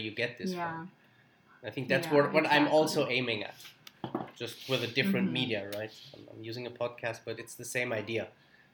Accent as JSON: {"language": "English", "country": "Germany", "said": "I'm from Germany"}